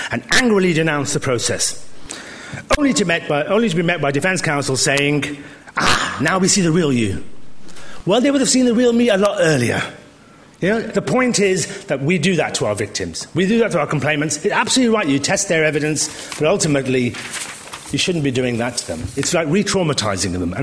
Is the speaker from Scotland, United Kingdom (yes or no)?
no; Birmingham, West Midlands, United Kingdom; Now, I was born in Birmingham.